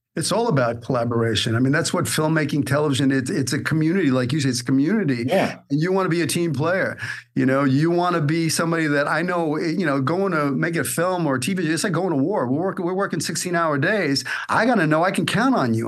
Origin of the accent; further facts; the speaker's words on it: New York City, New York, United States; moved away as an adult; also born or lived in Hollywood; I'm from Brooklyn.